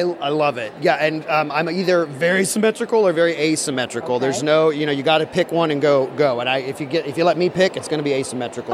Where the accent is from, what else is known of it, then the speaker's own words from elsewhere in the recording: the South, United States; I'm from the South, so we do a lot of debutantes